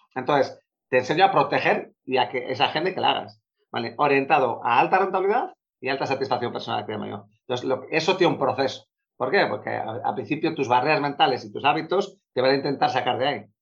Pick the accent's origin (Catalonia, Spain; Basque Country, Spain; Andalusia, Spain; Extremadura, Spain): Basque Country, Spain; Bilbao; soy de Bilbao